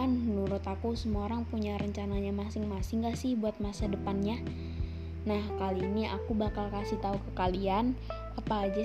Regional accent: Bandar Lampung, Lampung, Indonesia; Aku dari Bandar Lampung.

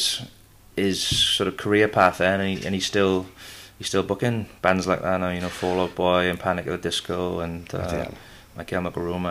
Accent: Aberdare, Wales, United Kingdom; also born or lived in Bridgend; I grew up in Aberdare

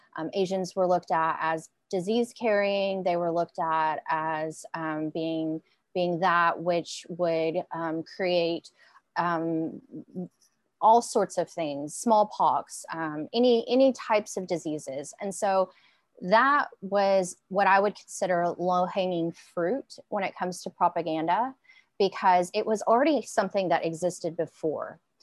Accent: Arkansas, United States; also born or lived in Korea; I've lived in Arkansas pretty much my entire life

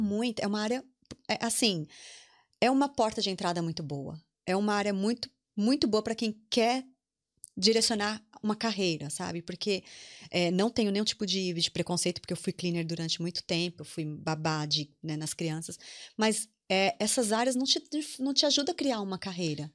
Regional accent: Brazil; moved away as an adult; now in Ireland; nossa imagem como brasileiros

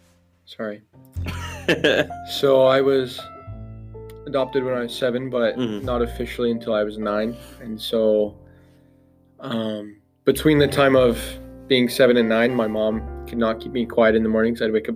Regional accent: La Grande, Oregon, United States; La Grande, Oregon.

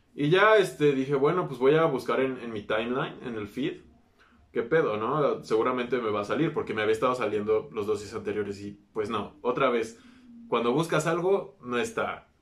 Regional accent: Mexico

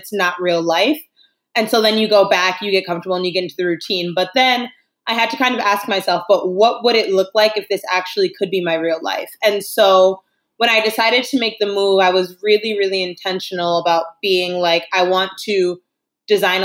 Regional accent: New York, United States; moved away as an adult; now in Spain; I'm originally from New York, but I've been living in Spain for the past 5 years

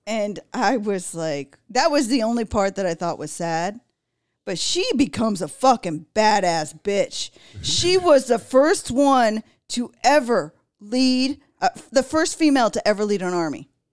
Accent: Los Angeles, California, United States; I grew up there

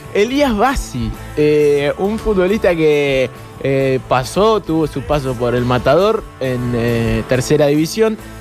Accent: Argentina; Somos argentinos

